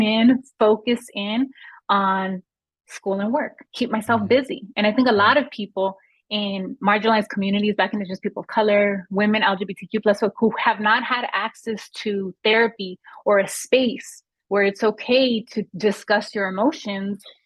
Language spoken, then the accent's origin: English; Los Angeles, California, United States; I grew up in Los Angeles in a neighborhood that at the time had a lot of gun violence